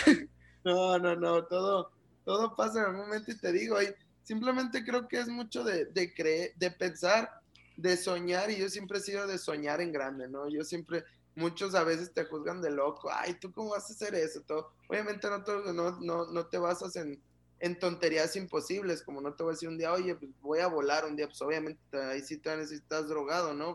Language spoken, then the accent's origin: Spanish; Guadalajara, Jalisco, Mexico; moved away as an adult; also born or lived in Mexico City / Frankfurt / Philadelphia / Doha; now in Ciudad Juárez, Mexico; yo que soy de Guadalajara